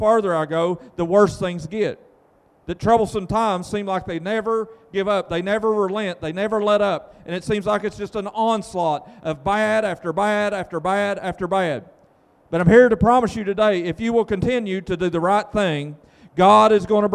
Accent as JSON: {"language": "English", "country": "United States", "also_born_or_lived": "Vanceburg, Kentucky", "said": "we are people that were blessed to be born here in America"}